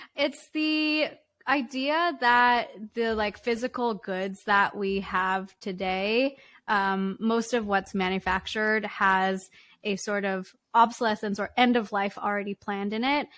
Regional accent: Richmond, British Columbia, Canada; in Richmond, British Columbia

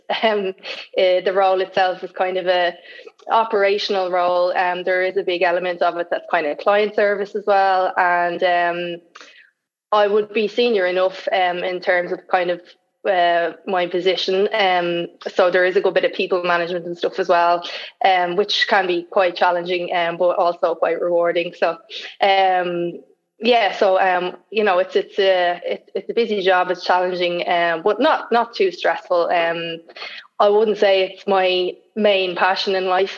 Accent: Dublin, Leinster, Ireland; also born or lived in Sydney, Australia; I'm from Dublin. I, am living in Dublin

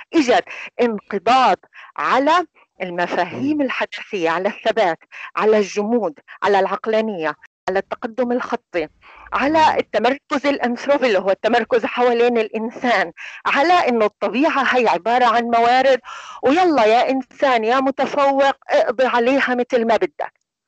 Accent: Palestine; احنا عندنا هي العاده كفلسطينيين

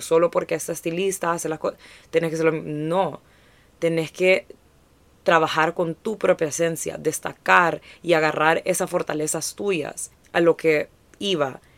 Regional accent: Honduras; crecer como hondureños en esta industria

